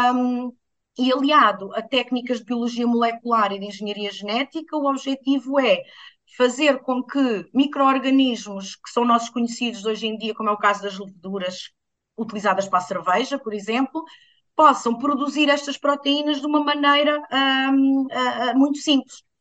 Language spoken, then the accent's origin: Portuguese; Alentejo, Portugal; cresci no Alentejo